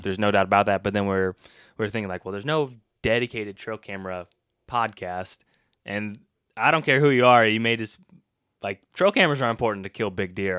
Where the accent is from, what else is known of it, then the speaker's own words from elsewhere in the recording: Illinois, United States; moved away; I am from Illinois. Originally not too far from here